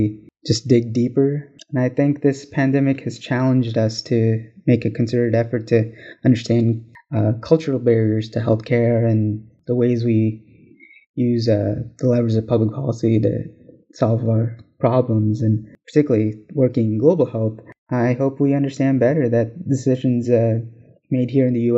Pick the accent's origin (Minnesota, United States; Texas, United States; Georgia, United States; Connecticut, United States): Georgia, United States; Atlanta; I was born in Atlanta, Georgia, actually, at downtown Crawford Long Hospital